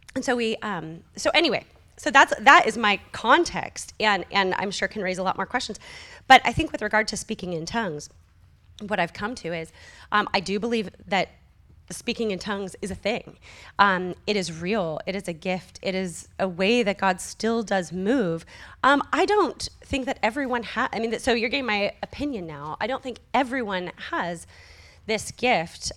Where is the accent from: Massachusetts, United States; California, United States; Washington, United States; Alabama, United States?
California, United States; California Bay Area, United States; moved away; I come from the California Bay Area